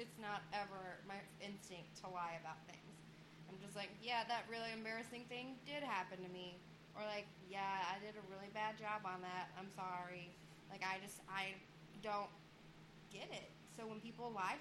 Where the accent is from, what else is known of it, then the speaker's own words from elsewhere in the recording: Kentucky, United States; I'm from Kentucky.